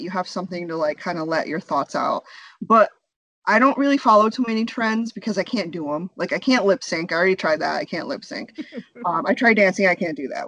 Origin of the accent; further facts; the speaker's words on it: United States; also born or lived in India; we were both born in India. We moved here when we were young, and so we, we were raised here in America